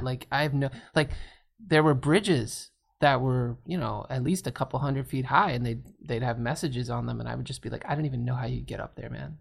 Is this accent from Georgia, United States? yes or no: no; Washington, District of Columbia, United States; I grew up, uh, mostly around D C, Washington